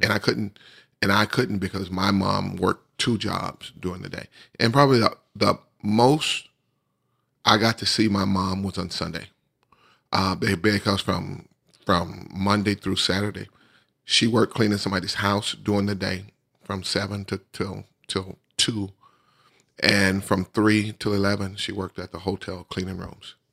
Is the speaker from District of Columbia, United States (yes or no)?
no; Bessemer, Alabama, United States; we finished up in my hometown where I grew up